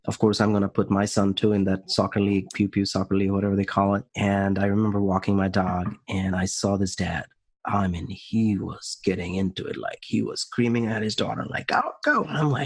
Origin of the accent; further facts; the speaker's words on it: India; moved away; growing up in India for us, it's like, you got to go to college, either engineer or doctor, and 80s kids